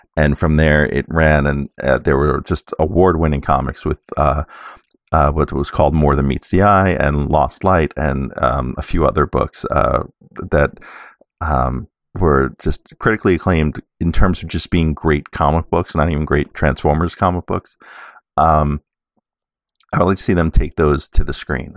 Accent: New York City, New York, United States; I grew up in New York City

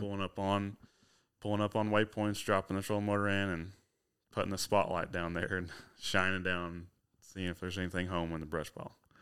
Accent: Huntsville, Arkansas, United States; I'm from Huntsville, Arkansas, so it's only about forty-five minutes to Fayetteville

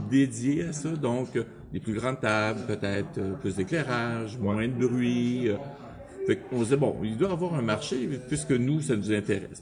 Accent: Montreal, Quebec, Canada; j'étais un gars de Montréal, dans le bout de, du métro Langelier

